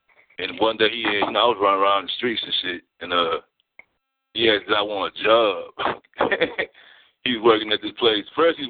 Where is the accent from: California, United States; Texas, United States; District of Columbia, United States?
Texas, United States; Houston; I'm from Third Ward, and I grew up on, like, the whole south side, from the southeast to the southwest.